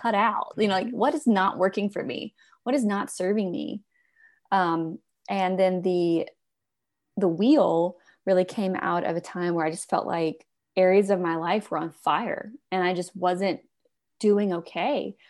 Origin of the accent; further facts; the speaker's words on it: Alabama, United States; I'm from Alabama